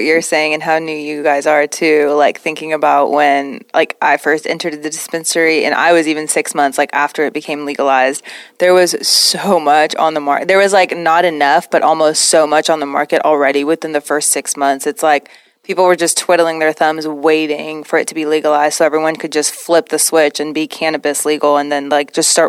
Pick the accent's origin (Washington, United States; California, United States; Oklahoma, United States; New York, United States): Oklahoma, United States; We're from Oklahoma, so we understand.